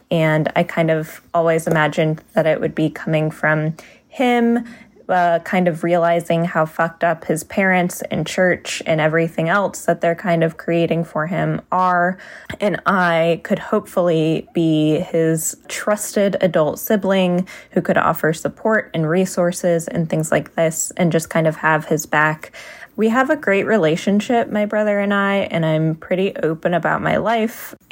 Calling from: Midwest, United States; Hi, Dan and everyone. I'm calling from the Midwest.

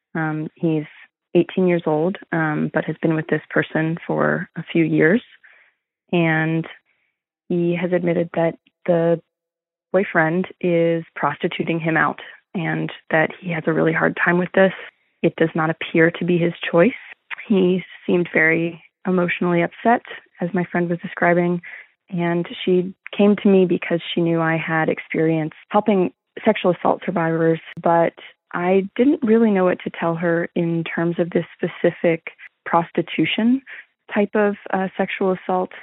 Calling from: Austin, Texas, United States; I'm calling from Austin, Texas

